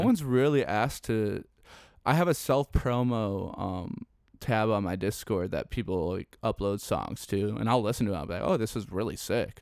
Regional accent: Chicago, Illinois, United States; I'm from Chicago

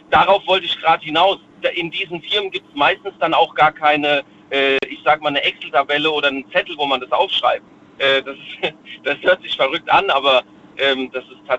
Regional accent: Rhineland-Palatinate, Germany; Ähm, ich komme aus der Nähe von Worms.

